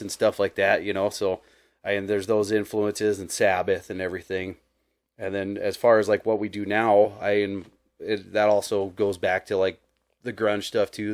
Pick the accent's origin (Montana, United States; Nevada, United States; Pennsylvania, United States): Montana, United States; Billings; growing up in Billings